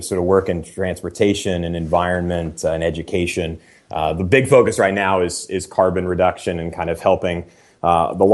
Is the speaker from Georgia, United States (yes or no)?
no; Seattle, Washington, United States; also born or lived in Maine; my hometown of Seattle